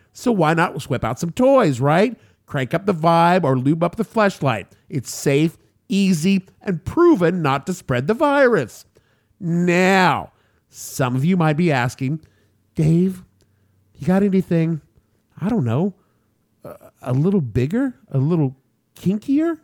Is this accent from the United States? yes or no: yes; New York City, New York, United States; my hometown of New York City